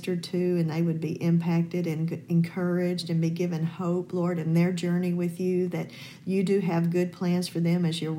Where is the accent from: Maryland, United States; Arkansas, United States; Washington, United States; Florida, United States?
Arkansas, United States; moved away as an adult; also born or lived in Louisiana; I was from Arkansas